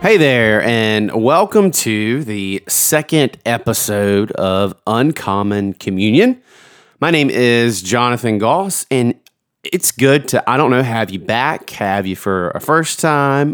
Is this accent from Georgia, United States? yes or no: yes; Georgia, United States; moved away; I'm from Georgia originally